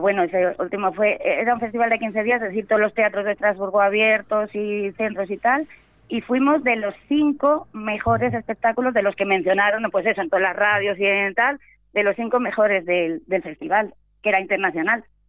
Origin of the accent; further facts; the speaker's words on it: Venta de Baños, Castile and León, Spain; now in Íscar, Spain; mi pueblo, Venta de Baños e Iscar, que es donde vivo